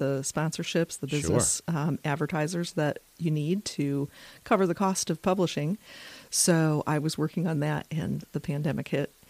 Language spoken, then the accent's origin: English; Michigan, United States; now in Virginia, United States; I'm originally from Michigan.